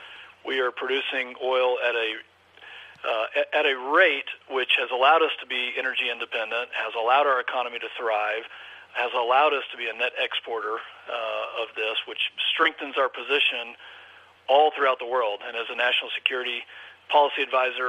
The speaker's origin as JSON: {"language": "English", "region": "Texas", "country": "United States", "tie": "born or raised there", "said": "I am a Texan, seventh generation, grew up in a ranching family"}